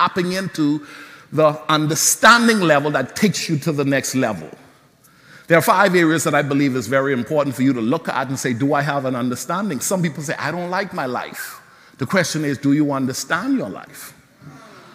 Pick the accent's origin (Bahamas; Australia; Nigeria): Bahamas; growing up in the Bahamas